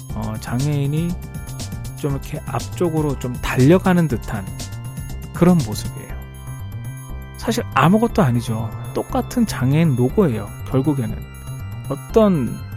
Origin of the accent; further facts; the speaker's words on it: South Korea; moved away as an adult; now in United States; 저부터도 한국에서 나고 자란 사람이니까